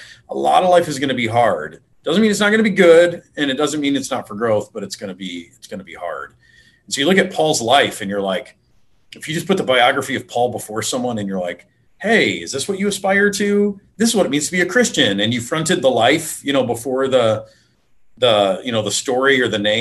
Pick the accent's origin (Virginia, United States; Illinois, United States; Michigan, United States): Michigan, United States; Detroit; I grew up in Detroit area